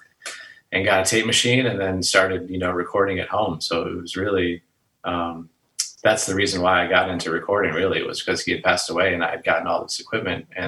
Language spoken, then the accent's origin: English; Detroit, Michigan, United States; also born or lived in Atlanta; now in Los Angeles, United States; Born and raised in Detroit and moved to Atlanta pretty shortly thereafter